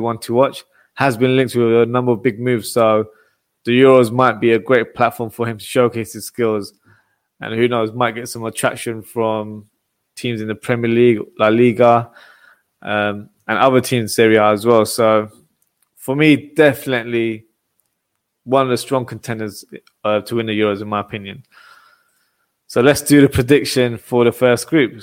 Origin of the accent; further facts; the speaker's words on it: England, United Kingdom; my home country, England.